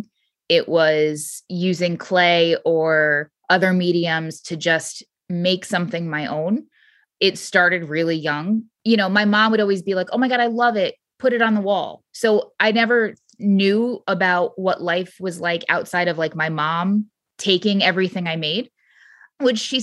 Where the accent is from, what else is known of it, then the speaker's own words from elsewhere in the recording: Southwest Connecticut, United States; moved away; also born or lived in Harlem; I grew up in Connecticut, Southwest Connecticut, in a town that was not fit for me